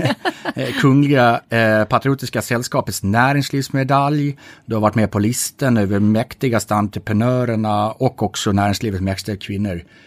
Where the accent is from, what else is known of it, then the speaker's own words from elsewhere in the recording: Gotland, Sweden; jag är född på Gotland. Det vill säga att jag är svensk man.